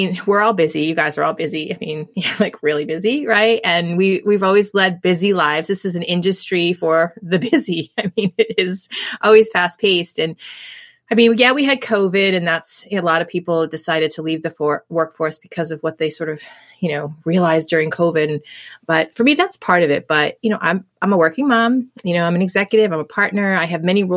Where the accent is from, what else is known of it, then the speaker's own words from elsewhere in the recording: New England, United States; I'm born and raised in New England. I've been here my whole life.